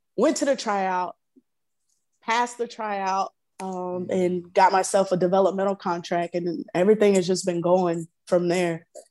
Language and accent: English; Florida, United States; growing up in Florida, I come from a huge family, really big family, um, country living, southern life